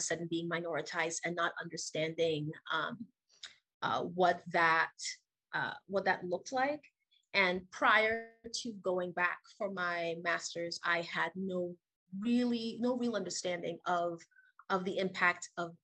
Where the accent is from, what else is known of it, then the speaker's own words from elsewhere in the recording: Trinidad & Tobago; moved away as an adult; now in United States; I was born and raised in Trinidad and Tobago, which is a twin island nation off the coast of South America